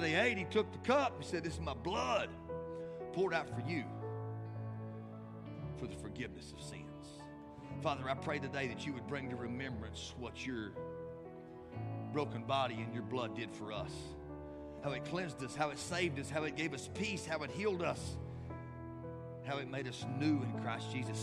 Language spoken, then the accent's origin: English; West Texas, United States; we're from West Texas and we're taught courtesy